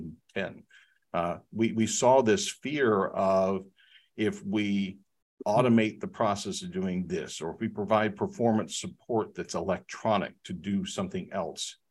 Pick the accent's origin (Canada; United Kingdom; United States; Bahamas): United States; Research Triangle Park, North Carolina; I've been privileged to live here and grow up here